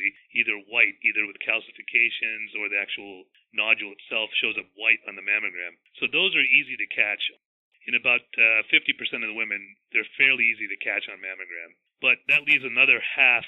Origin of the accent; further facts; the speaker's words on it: Big Stone Gap, Virginia, United States; also born or lived in Connecticut / New York City / Richlands, Virginia; I was born and raised in Southwest Virginia. Not far from where I practice right now. I was born in a town called Big Stone Gap, Virginia